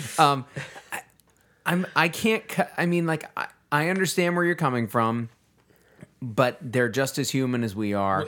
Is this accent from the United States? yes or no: yes; Texas, United States; I am as a Texan, right? Like, li-, living here in the state